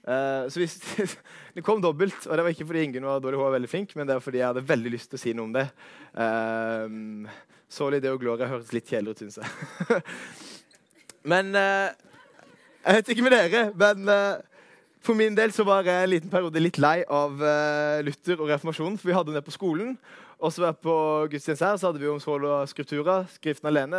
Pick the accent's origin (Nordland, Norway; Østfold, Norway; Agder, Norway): Agder, Norway; Arendal; moved away as an adult; also born or lived in Vegårshei / Søm, Kristiansand; now in Kristiansand, Norway; Kommer ifra Arendal slash Vegårshei